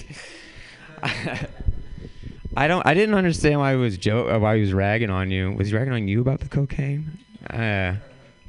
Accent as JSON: {"language": "English", "town": "St. Louis", "region": "Missouri", "country": "United States", "moved": "yes", "said": "I'm from St. Louis originally"}